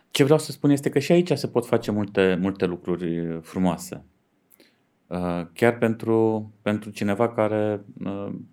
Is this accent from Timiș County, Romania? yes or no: no; Dej, Cluj County, Romania; sunt din Dej